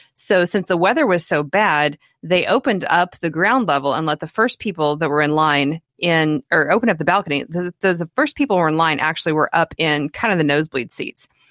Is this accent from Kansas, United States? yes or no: yes; El Dorado, Kansas, United States; my hometown of El Dorado, Kansas